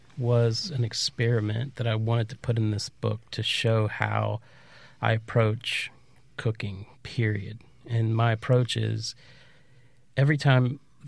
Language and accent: English; Appalachia, United States; also born or lived in Low Country; And so I grew up in Appalachia and spent a huge chunk of my life in the Low Country.